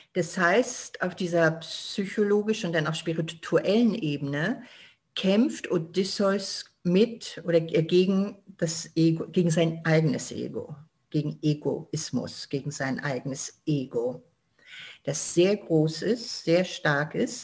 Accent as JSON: {"language": "German", "country": "Germany", "said": "ich bin da, wo ich herkomme, ich bin Deutsche"}